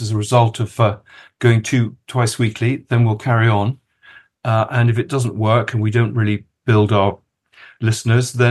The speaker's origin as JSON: {"language": "English", "country": "Kenya", "tie": "born there", "said": "Well, it's it's a subject that interests me because I was born in Kenya, uh, and my father knew many of the people that we're going to talk about."}